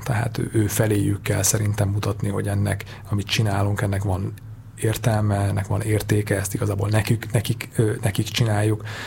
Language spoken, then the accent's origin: Hungarian; Hungary; moved away; én, én vidéki vagyok